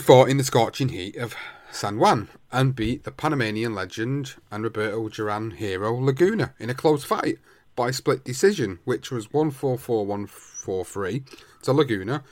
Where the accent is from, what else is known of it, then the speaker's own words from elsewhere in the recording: United Kingdom; as British fight fans